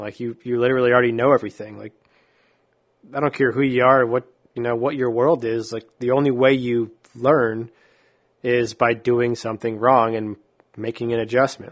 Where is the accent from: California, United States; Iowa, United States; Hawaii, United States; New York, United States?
New York, United States; moved away as an adult; also born or lived in Texas; growing up in New York